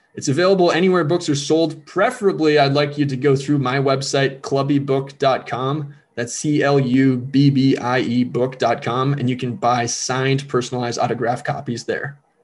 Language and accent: English; Elk River, Minnesota, United States; Growing up in Elk River, I fell in love with the game